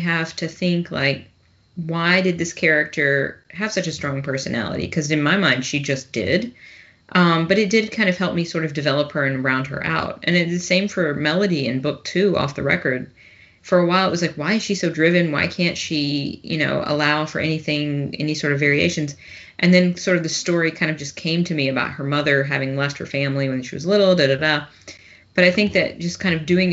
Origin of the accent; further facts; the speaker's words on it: Tennessee, United States; I'm from Tennessee